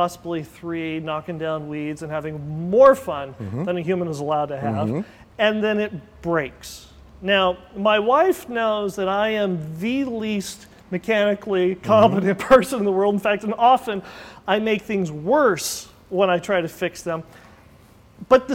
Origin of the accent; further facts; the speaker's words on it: United States; we grew up in the Mojave